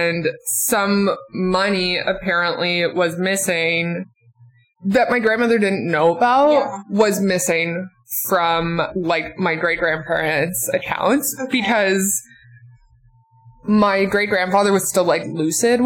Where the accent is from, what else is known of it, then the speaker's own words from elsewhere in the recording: Western Newfoundland, Newfoundland and Labrador, Canada; I am from Western Newfoundland